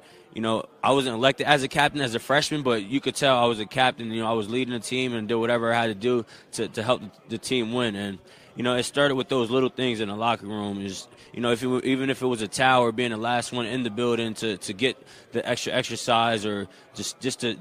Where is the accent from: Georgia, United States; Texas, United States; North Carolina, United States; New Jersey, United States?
New Jersey, United States; moved away as an adult; wanting to stay home and represent New Jersey